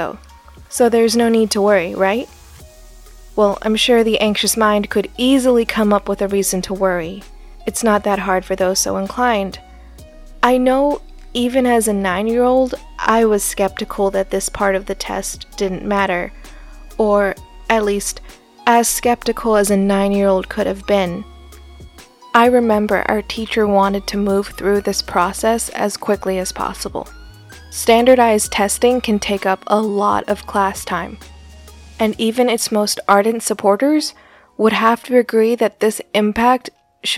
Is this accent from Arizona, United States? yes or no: yes; Scottsdale, Arizona, United States; I grew up in Scottsdale, Arizona